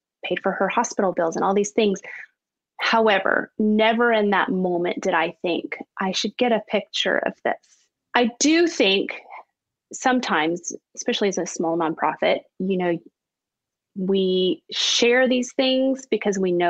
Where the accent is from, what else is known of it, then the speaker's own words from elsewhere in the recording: United States; also born or lived in Haiti; we're American